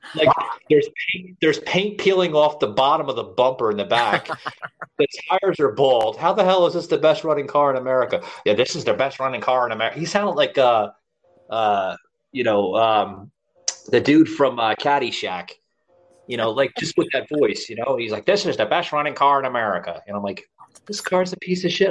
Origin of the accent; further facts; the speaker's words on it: New York, United States; I'm from New York.